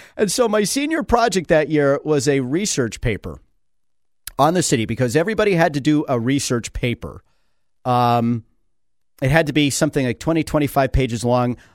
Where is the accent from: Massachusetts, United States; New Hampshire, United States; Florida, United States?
New Hampshire, United States; Manchester; I became fascinated with my hometown